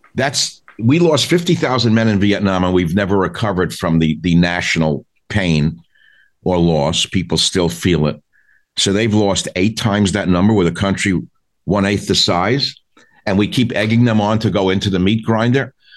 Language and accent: English; New York, United States; my people came from Belarus. I grew up in New York on the Lower East Side